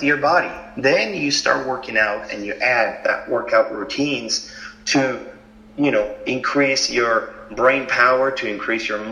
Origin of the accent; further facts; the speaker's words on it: Argentina; moved away; I grew up in Argentina